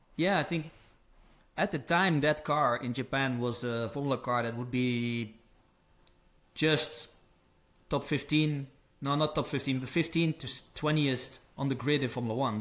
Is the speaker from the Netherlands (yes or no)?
yes; Netherlands; moved away as an adult; also born or lived in America; I'm from Holland